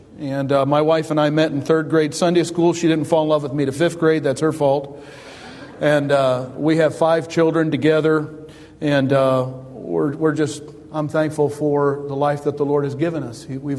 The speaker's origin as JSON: {"language": "English", "town": "East Detroit", "region": "Michigan", "country": "United States", "tie": "born or raised there", "said": "I was born and raised in East Detroit, Michigan. My dad was a factory worker, and it was almost like I wasn't raised in the North because the church I went to had nothing but Southern or Western Kentucky preachers."}